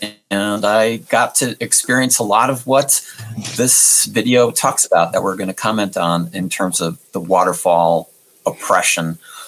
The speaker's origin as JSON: {"language": "English", "region": "New York", "country": "United States", "tie": "born or raised there", "also_born_or_lived": "Cambridge, Massachusetts", "moved": "yes", "said": "I was born in New York in Queens, went to college in Cambridge, Massachusetts at a technology university, well-known."}